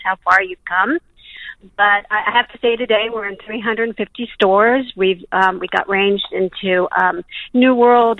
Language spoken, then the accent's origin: English; United States; now in New Zealand; I'm originally from America, although I just became official Kiwi this year.